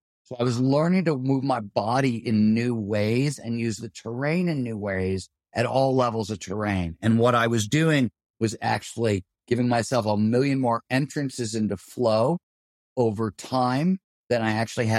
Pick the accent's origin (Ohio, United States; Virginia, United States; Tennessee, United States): Ohio, United States; Well, so the way we rode bikes, I grew up in Ohio, we were trying to do what, like BMX jumps and things like